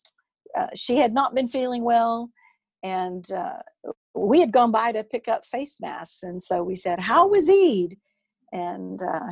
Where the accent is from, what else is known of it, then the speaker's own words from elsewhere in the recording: United States; I'm an American